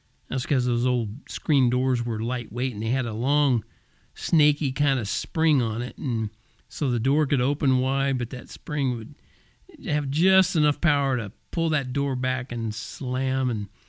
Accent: Oklahoma, United States; also born or lived in Texas / Kansas; That's what we always called them when I was growing up in Oklahoma and Texas and Kansas.

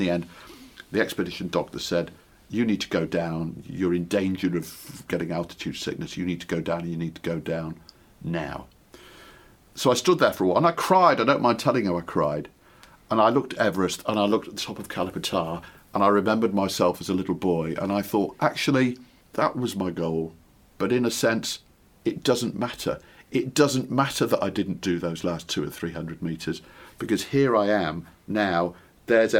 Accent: Ellesmere Port, North West England, United Kingdom; When I was a kid growing up on the Wirral in the Northwest

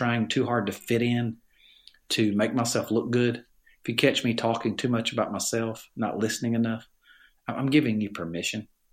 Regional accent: Alabama, United States; accent: Southern; I grew up in Alabama in a family

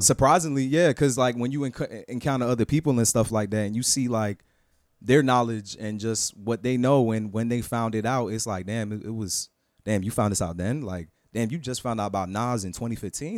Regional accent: Fort Lauderdale, Florida, United States; also born or lived in Queens, New York / Orlando; my hometown

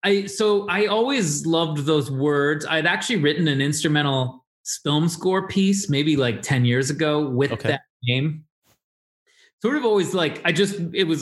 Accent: Chicago, Illinois, United States; I grew up near LaGrange, not in LaGrange, but that was like where my grandma lived

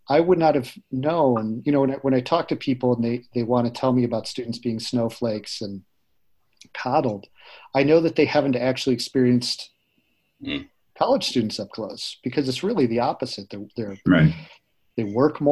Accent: Northbrook, Illinois, United States; I grew up in Northbrook, Illinois

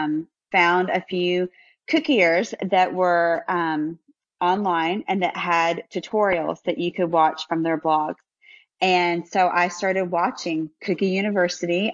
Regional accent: Memphis, Tennessee, United States; also born or lived in Ohio; now in Nashville, United States; I'm an original Southern girl. I grew up in Memphis

